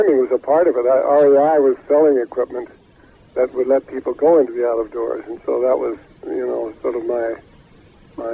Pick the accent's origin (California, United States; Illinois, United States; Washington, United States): Washington, United States; Seattle; I was a Boy Scout back there in Troop 272 in West Seattle